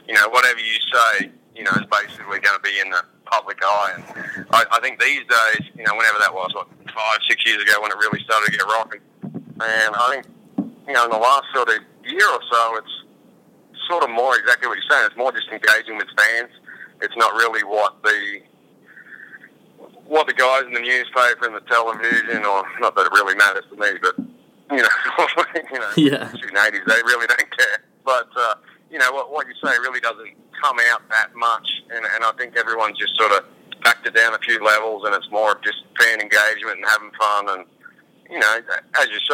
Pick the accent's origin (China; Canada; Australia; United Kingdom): Australia; I'm Australian